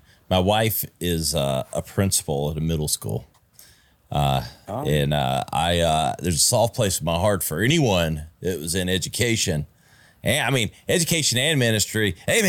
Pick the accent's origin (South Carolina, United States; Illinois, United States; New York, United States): South Carolina, United States; Taylors; I grew up in Taylor's. I went to Eastside High School, which is in Taylor's, South Carolina, part of Greenville County.